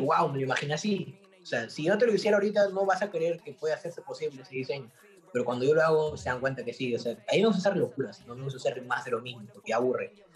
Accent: Peru; soy de Perú

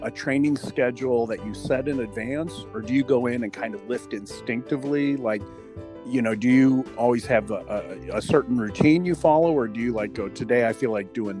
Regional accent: Missouri, United States; now in Arizona, United States; I mean, I came from Missouri to Arizona

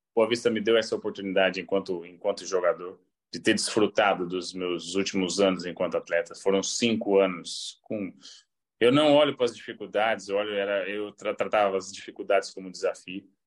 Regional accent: Belém, Pará, Brazil; now in Porto, Portugal; eu vivi boa parte da minha infância também em Belém, porque meu pai jogou no Remo

